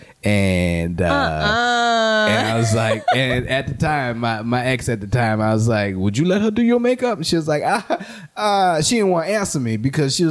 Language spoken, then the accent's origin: English; New Orleans, Louisiana, United States; Growing up in New Orleans